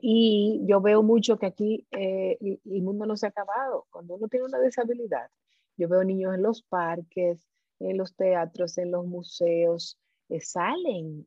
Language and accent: Spanish; Dominican Republic